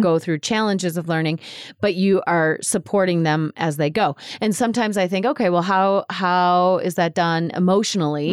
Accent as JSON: {"language": "English", "country": "United States", "said": "our identity as an American"}